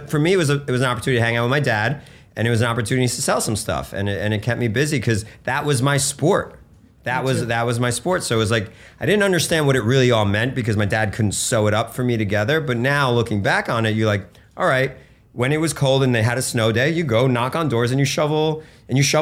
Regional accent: Bergen County, New Jersey, United States; also born or lived in Russia; came to the States in 1980 and grew up in Bergen County, New Jersey

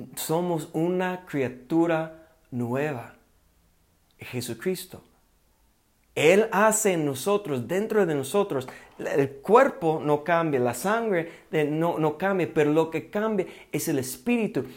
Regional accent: United States; accent: gringo; Spanish is a second language; moved away as an adult; now in Mexico; yo todavía yo hablo como gringo

